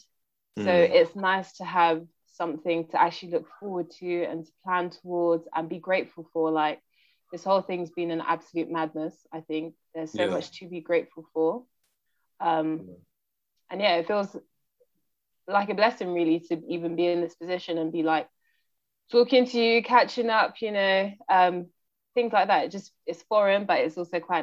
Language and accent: English; London, United Kingdom; first language English; moved away as an adult; also born or lived in Portsmouth / Brighton / Sweden; I was born and raised in Brixton